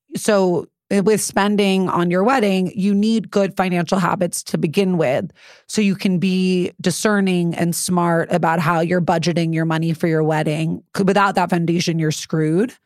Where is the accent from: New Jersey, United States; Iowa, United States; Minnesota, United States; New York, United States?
New York, United States; New York City; I'm really from the Upper East Side